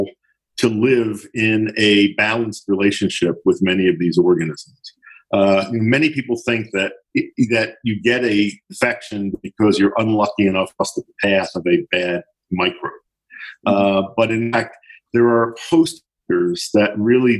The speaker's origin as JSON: {"language": "English", "town": "Philadelphia", "region": "Pennsylvania", "country": "United States", "tie": "born or raised there", "said": "I grew up in Philadelphia, and I was born in 1942"}